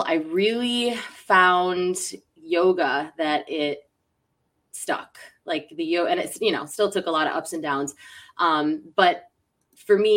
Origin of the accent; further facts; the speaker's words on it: Western New York, United States; now in Tampa, United States; I'm from Western New York. Live in Tampa, Florida right now. I escaped the cold weather.